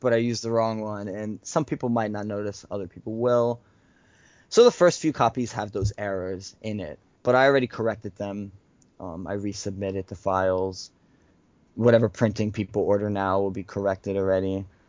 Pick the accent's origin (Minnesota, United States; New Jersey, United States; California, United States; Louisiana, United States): New Jersey, United States; Elizabeth; born or raised there